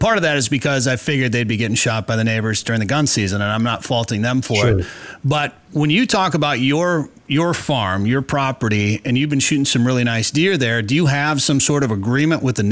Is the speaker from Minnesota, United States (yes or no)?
yes; Minnesota, United States; also born or lived in northern Wisconsin; now in North Dakota, United States; After growing up in Minnesota, and I grew up rifle hunting in northern Wisconsin